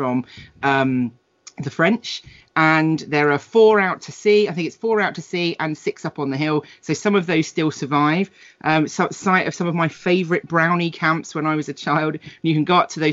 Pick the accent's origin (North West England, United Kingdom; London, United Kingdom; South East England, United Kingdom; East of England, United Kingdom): South East England, United Kingdom; Portsmouth; moved away as an adult; now in Bristol, United Kingdom; growing up in Portsmouth